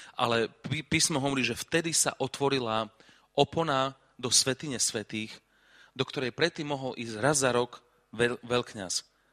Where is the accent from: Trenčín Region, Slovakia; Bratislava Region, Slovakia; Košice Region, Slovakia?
Košice Region, Slovakia; Košice; ja som z Košic